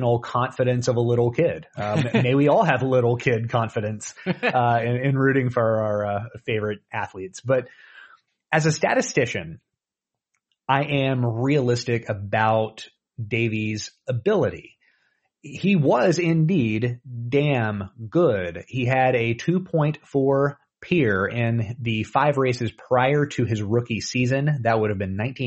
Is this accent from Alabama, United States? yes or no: yes; Talladega, Alabama, United States; I was born in Talladega